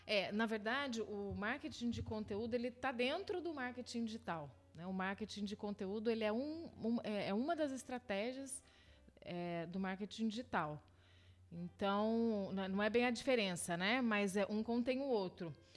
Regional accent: São José dos Campos, São Paulo, Brazil; moved away as an adult; also born or lived in South of Minas Gerais / Paris / Rio de Janeiro; Mineiro de São José dos Campos e fui criada aqui na cidade

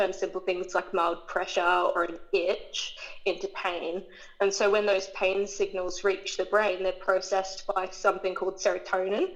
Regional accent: Queensland, Australia; I was born in Queensland. I've grown up here my entire life, never moved away.

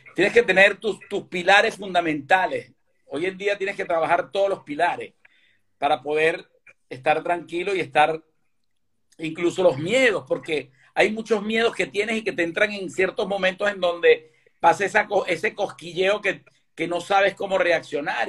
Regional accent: Caracas, Capital District, Venezuela; moved away as an adult; now in Galicia, Spain; yo sí nací aquí en Galicia y me fui a los ocho años para, para Caracas

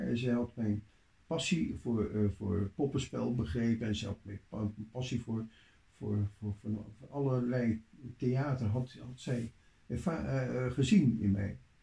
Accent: Leeuwarden, Friesland, Netherlands; in Leeuwarden, waar ik opgroeide

